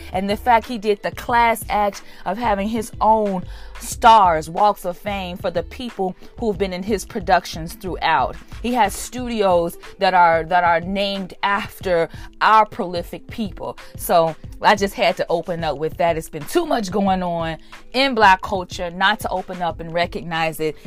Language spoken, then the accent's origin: English; Chicago, Illinois, United States; I'm from Chicago